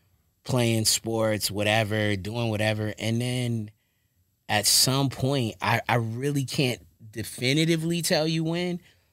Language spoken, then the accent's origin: English; Lewes, Delaware, United States; born there; so I was born in Lewis, Delaware, right?